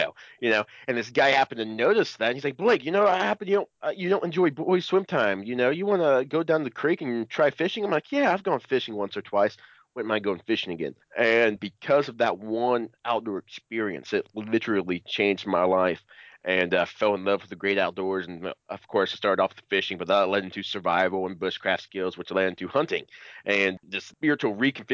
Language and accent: English; Cincinnati, Ohio, United States; I'm from Cincinnati, Ohio, the great state of Ohio